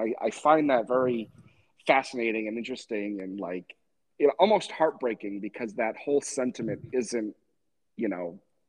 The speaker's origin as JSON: {"language": "English", "region": "New England", "country": "United States", "tie": "born or raised there", "said": "I grew up in New England"}